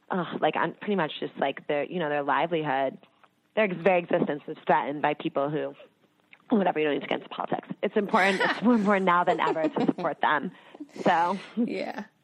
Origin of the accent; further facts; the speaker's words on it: East Coast, United States; i am from the East Coast, and it's interesting.